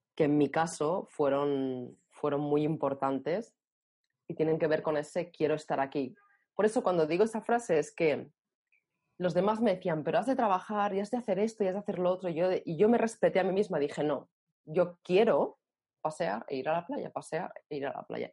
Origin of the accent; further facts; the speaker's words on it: Barcelona, Catalonia, Spain; nací en Barcelona